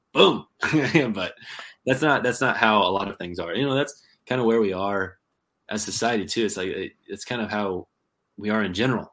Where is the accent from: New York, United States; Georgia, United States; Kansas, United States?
Kansas, United States; also born or lived in California / Arkansas; now in Southwest Michigan, United States; I grew up in Kansas, which is a lot more of just like farm ponds and and small reservoirs